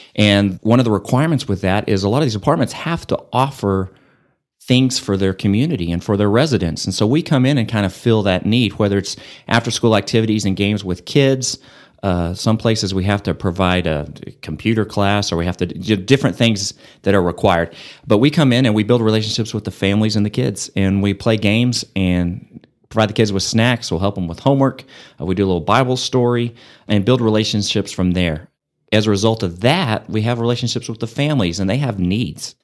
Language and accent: English; Amarillo, Texas, United States; also born or lived in Lubbock, Texas; Built a house here and moved here when I was two and grew up here